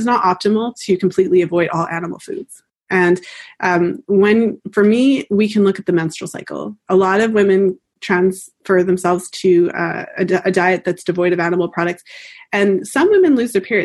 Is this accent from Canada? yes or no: yes; Canada; I'm Canadian, so I say fertile